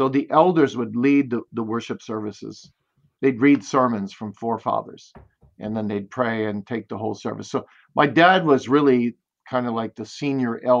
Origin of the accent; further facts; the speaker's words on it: Kalamazoo, Michigan, United States; Kalamazoo, Michigan.